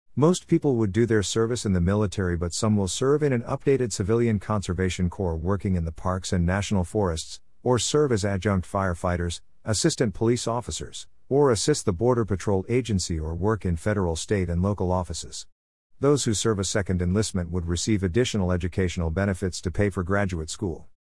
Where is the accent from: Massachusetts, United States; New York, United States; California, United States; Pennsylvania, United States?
California, United States; Berkeley; now in South Korea; I grew up in Berkeley, California, where I went to Thousand Oaks Elementary School